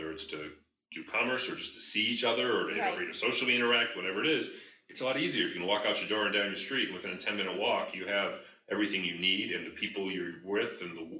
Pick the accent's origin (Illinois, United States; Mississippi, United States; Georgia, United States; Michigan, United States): Michigan, United States; Detroit; You know, I grew up in the Northwest side of Detroit, in a very diverse culture. I mean, I was one of three white kids in my elementary school.